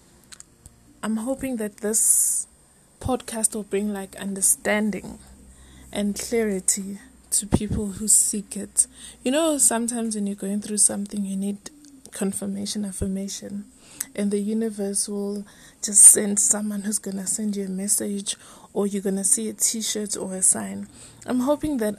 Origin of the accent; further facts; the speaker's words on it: Johannesburg, Gauteng, South Africa; I'm from Soweto, Joburg, South Africa